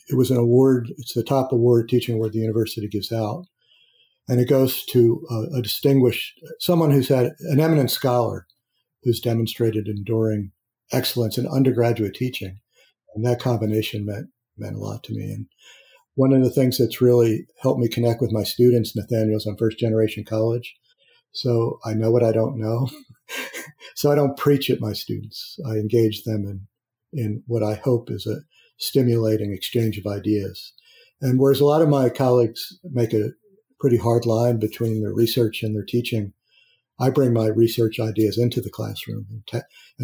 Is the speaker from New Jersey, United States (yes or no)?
no; Philadelphia, Pennsylvania, United States; moved away as an adult; also born or lived in Indiana / Boston; I grew up in Philadelphia